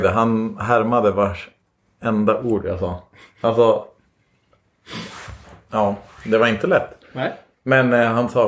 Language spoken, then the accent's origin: Swedish; Borlänge, Dalarna County, Sweden; born there; Jag, kommer, jag är född i Borlänge.